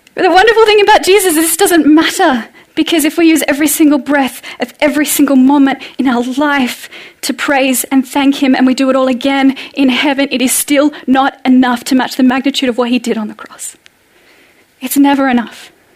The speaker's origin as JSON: {"language": "English", "country": "Australia", "moved": "as an adult", "lives_now": "Norway", "said": "as an Australian"}